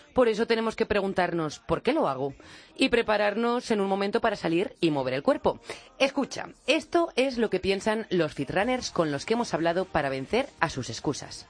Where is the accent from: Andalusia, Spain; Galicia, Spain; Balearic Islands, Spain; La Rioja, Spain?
La Rioja, Spain; yo como riojana